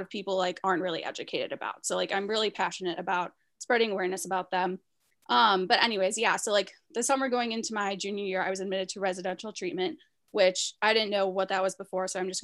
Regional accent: Chicago, Illinois, United States; moved away; I'm originally from Chicago

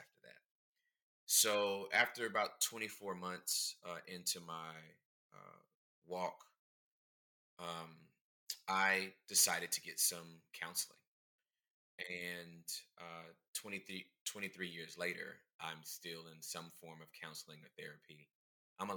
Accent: Southern California, United States; now in Dallas, United States; I was born and raised in Southern California

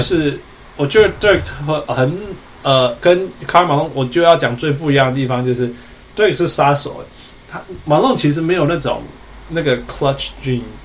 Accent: Canada; 连我们加拿大人

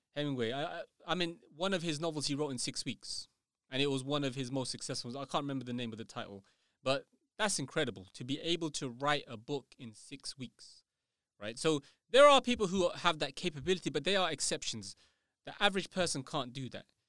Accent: United Kingdom; I'm not English, you know, I'm British

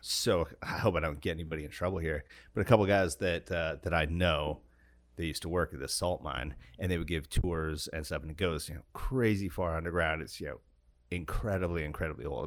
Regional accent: Alaska, United States; when I was growing up in Alaska

